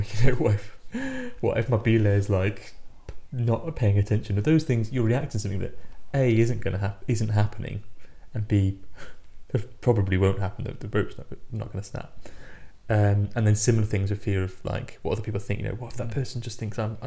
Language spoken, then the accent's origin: English; United Kingdom; as British climbers